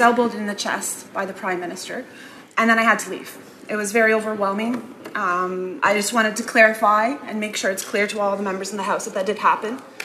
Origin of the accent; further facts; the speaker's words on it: Canada; moved away as an adult; now in United States; I am Canadian